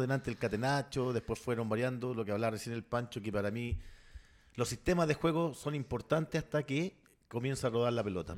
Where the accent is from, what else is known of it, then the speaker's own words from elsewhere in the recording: San Vicente de Tagua Tagua, O'Higgins, Chile; somos de San Vicente